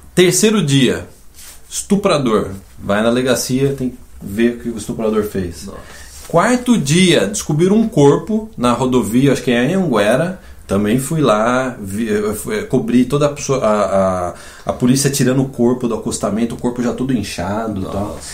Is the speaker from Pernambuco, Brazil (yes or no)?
no; Campinas, São Paulo, Brazil; moved away as an adult; also born or lived in São João da Boa Vista, Brazil; now in Canada; logo que eu nasci, eu fui para Campinas com meu pai